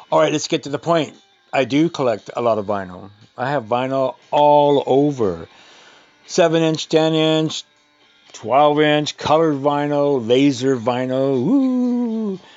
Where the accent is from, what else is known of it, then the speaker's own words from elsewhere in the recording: Sacramento, California, United States; Uh, Sacramento